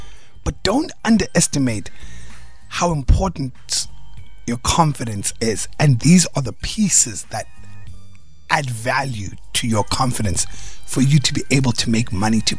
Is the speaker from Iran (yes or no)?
no; Cape Town, Western Cape, South Africa; I'm from Cape Town. Cape Town cars increase in value.